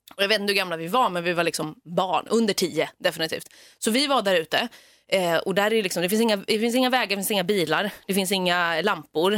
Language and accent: Swedish; Stockholm, Stockholm County, Sweden; jag är ju uppvuxen i Stockholms innerstad